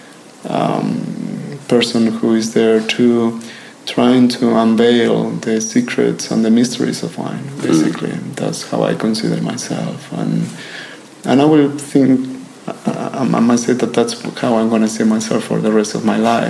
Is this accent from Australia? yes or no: no; Ribera del Duero, Castile and León, Spain; also born or lived in New York; now in Växjö, Sweden; Ribera del Duero in Spain, which is actually the region where I'm coming from.